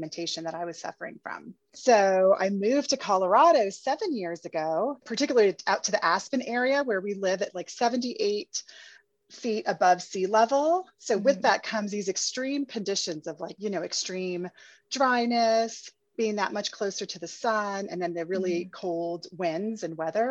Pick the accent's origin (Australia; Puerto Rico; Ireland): Puerto Rico; moved away; also born or lived in Paris; I'm originally from Puerto Rico, and I spent my formative years in Puerto Rico